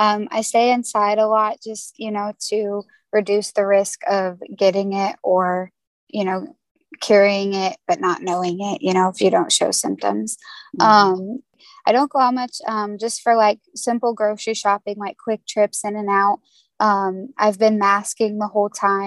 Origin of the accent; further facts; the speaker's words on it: Indiana, United States; I am from Indiana